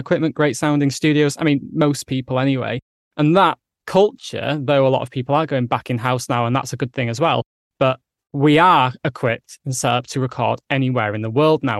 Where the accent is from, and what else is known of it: England, United Kingdom; accent: northern